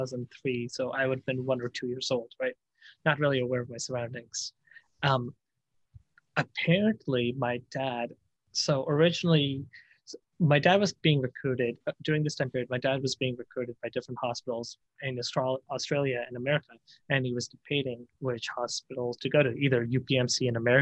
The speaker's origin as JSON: {"language": "English", "region": "Chandigarh", "country": "India", "tie": "born or raised there", "said": "I was born in this city in India called Chandigarh"}